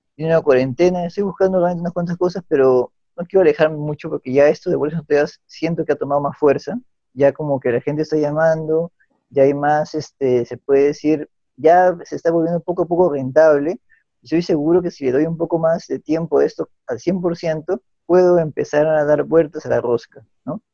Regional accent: Lima, Peru; yo como agrónomo limeño

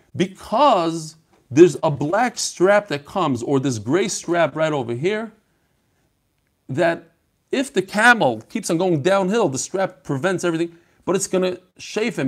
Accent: Chicago, Illinois, United States; I'm from Chicago.

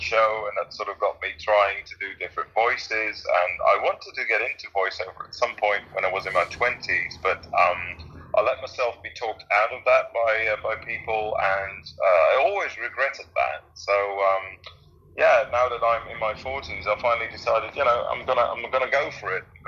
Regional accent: Netherlands; English is a second language; I'm a Dutch guy, so English is not my native tongue.

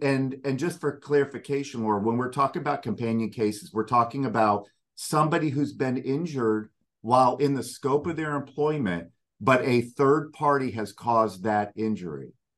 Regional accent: Delray Beach, Florida, United States; I am from Florida. I'm a Florida native. My dad actually was born in Delray Beach, which is down in Palm Beach County. I myself was born there, and I spent most of my time in Palm Beach County.

